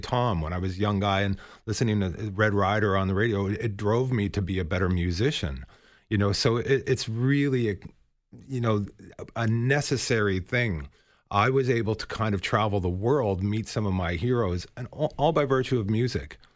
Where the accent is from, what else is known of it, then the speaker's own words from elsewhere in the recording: Toronto, Ontario, Canada; we're both kids from Scarborough